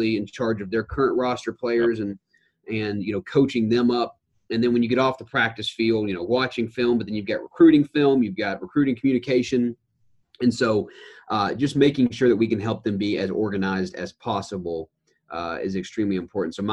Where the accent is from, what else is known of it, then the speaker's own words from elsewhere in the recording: Knoxville, Tennessee, United States; also born or lived in Auburn; now in Chapel Hill, United States; we're both originally from Knoxville